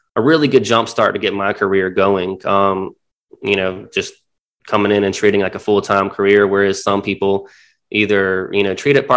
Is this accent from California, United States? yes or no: no; Myrtle Beach, South Carolina, United States; also born or lived in Charleston; I'm from Myrtle Beach. Not very many people can say they're born and raised here. I've been here since I was 4 years old, but went to high school here